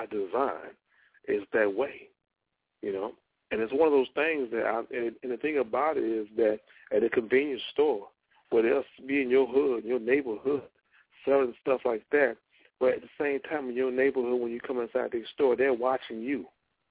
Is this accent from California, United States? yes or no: no; Louisiana, United States; moved away; I go down to my hometown